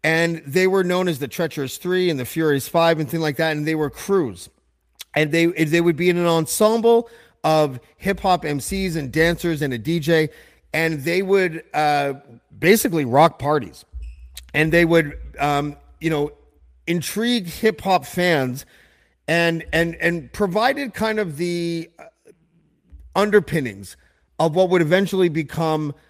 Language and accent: English; Whitby, Ontario, Canada; I grew up in Whitby, Ontario, which is about, I guess, 40 minutes or so outside of Toronto.